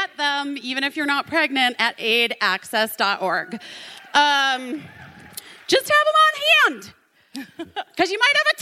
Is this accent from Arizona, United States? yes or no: yes; Arizona, United States; I grew up in Arizona